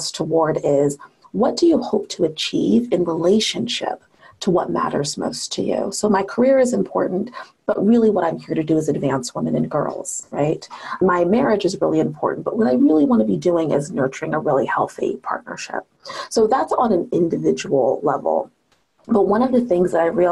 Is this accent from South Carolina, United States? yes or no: no; Seattle, Washington, United States; I was raised in Seattle, you know, Washington